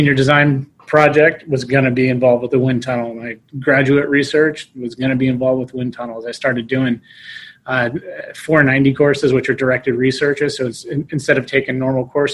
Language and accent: English; Las Vegas, Nevada, United States; moved away as an adult; Born and raised in Las Vegas, Nevada